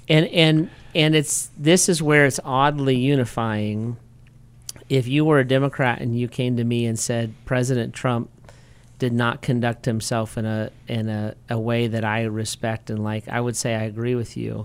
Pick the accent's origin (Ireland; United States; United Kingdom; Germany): United States; as an American